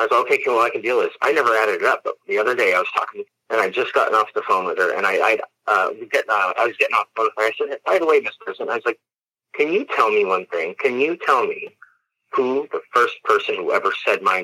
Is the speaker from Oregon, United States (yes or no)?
yes; Eugene, Oregon, United States; Eugene's my hometown.